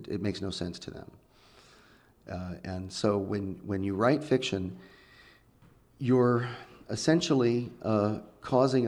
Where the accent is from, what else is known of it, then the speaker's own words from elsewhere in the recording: Redding, California, United States; I grew up in Northern California in the Redding area